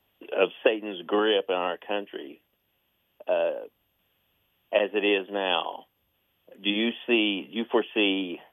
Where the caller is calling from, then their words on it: Paintsville, Kentucky, United States; I'm calling also from Paintsville, Kentucky.